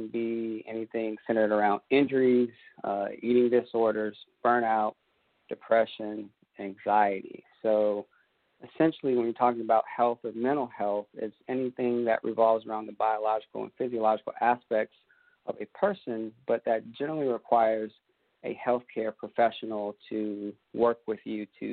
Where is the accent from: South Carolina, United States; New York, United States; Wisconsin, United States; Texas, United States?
South Carolina, United States; Columbia; now in Aiken, United States; I'm in Aiken, South Carolina. I grew up in Columbia, South Carolina